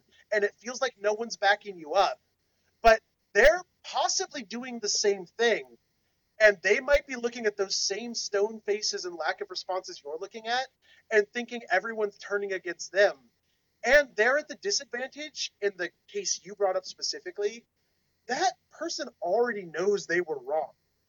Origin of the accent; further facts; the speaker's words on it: Canada; accent: Canadian; No, I'll never give up my bad Canadian accent. I'm sorry, Canada.